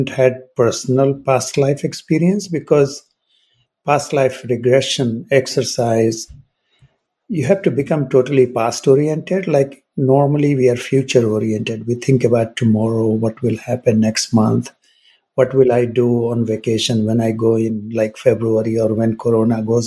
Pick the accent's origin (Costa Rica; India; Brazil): India; moved away; also born or lived in United Kingdom / United States; growing up in India